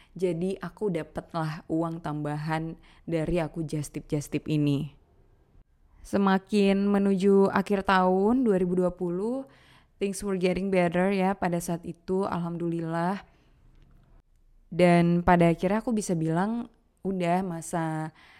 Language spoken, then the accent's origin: Indonesian; Aceh, Indonesia; moved away as an adult; now in Jakarta, Indonesia; Merantaulah aku dari Aceh ke Jakarta.